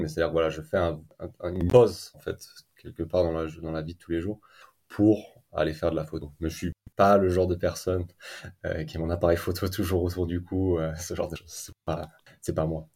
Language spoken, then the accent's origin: French; Clermont-Ferrand, Auvergne-Rhône-Alpes, France; moved away as an adult; also born or lived in New Zealand; now in Iceland; je suis originaire de la ville de Clermont-Ferrand.